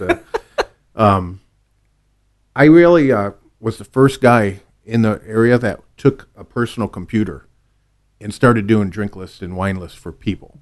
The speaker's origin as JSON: {"language": "English", "town": "Manistee", "region": "Michigan", "country": "United States", "tie": "born or raised there", "moved": "yes", "said": "I grew up in a small town, Manistee, right on Lake Michigan."}